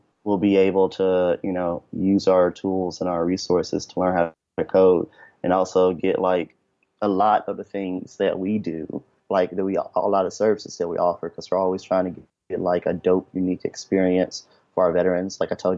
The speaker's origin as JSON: {"language": "English", "town": "Memphis", "region": "Tennessee", "country": "United States", "said": "I'm originally from Memphis, Tennessee"}